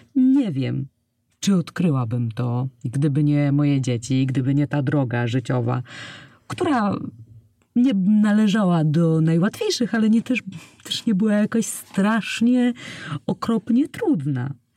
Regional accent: Poland; przyszłam na świat pod koniec lat 80. w małym polskim, nadmorskim miasteczku

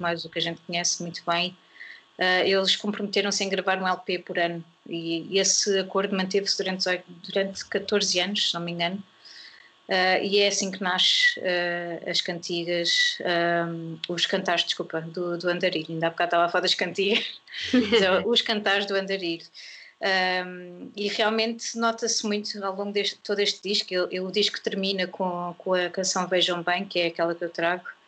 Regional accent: Portugal; recuperar ou criar a nossa identidade como portugueses

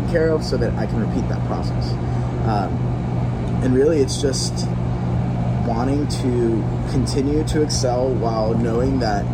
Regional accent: Florida, United States; also born or lived in Guatemala / Virginia; I'm originally from Florida. Like, that's, I guess I can call it the home base, right?

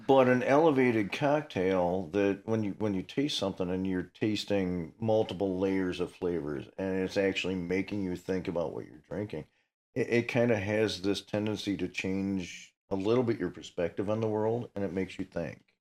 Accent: Ottawa, Illinois, United States; I grew up in Ottawa

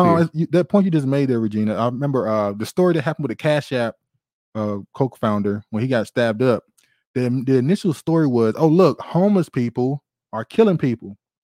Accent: Baltimore, Maryland, United States; growing up in Baltimore

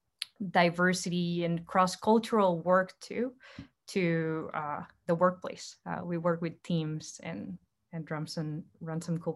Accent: Heredia, Costa Rica; moved away as an adult; now in United States; I'm originally from Heredia in Costa Rica, Central America.

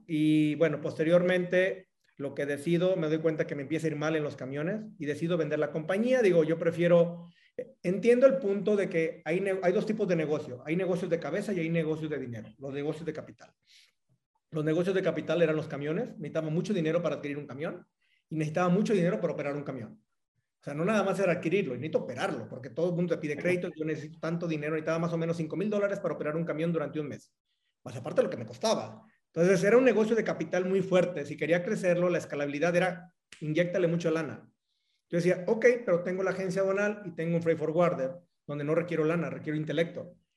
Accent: Cihuatlán, Jalisco, Mexico; moved away as an adult; now in Querétaro, Mexico; Soy de Jalisco, eh, de un pueblo que se llama Cihuatlán, Jalisco

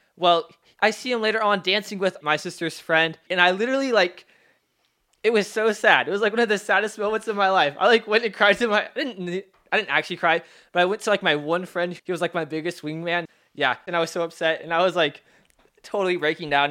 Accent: Seattle, Washington, United States; also born or lived in Federal Way / Normandy Park; I was born in Seattle. I lived in Federal Way, and then I moved out to Normandy Park

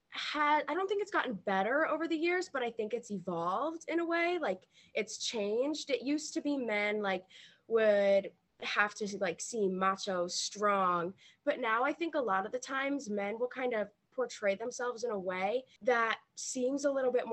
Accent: Virginia, United States; I'm 17 years old, and I'm from Virginia

